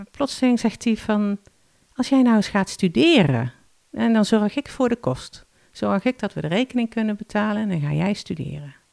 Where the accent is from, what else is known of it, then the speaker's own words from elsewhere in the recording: Limburg, Netherlands; moved away as an adult; now in Alkmaar, Netherlands; En ik verhuisde van Noord-Limburg naar Noord-Holland, waar hij woonde.